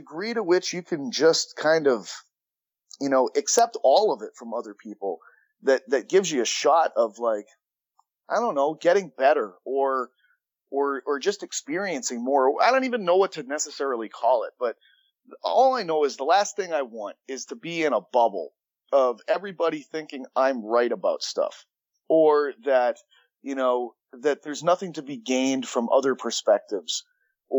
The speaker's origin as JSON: {"language": "English", "region": "Massachusetts", "country": "United States", "moved": "yes", "lives_now": "New York, United States", "said": "I'm from Massachusetts and now I live in New York"}